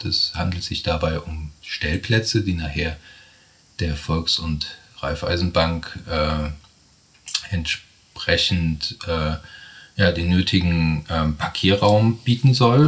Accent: Bad Kreuznach, Rhineland-Palatinate, Germany; moved away; also born or lived in Stuttgart; Habe mein Büro hier in Bad Kreuznach jahrelang in Stuttgart gelebt ähm, und bin jetzt seit 2016 mit meinem Partner Florian Lachenmann wieder zurück in meine alten Heimat

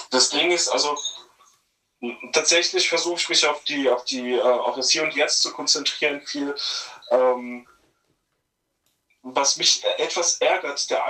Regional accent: Bad Kreuznach, Rhineland-Palatinate, Germany; Naja, es ist so, als ich wurde aus meiner Heimat entrissen, ja. Also, ja, ich vermisse Bad Kreuznach tatsächlich

